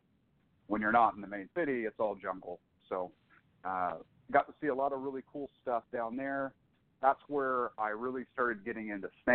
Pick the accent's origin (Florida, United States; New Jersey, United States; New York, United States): Florida, United States; Jacksonville; moved away as an adult; now in Northern California, United States; I'm a Florida native. I grew up in Jacksonville, Florida. I currently live in Northern California.